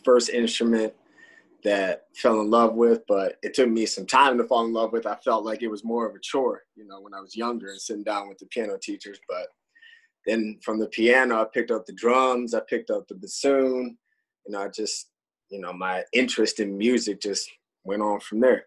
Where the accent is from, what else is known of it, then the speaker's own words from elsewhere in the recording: Detroit, Michigan, United States; I'm born and raised in Detroit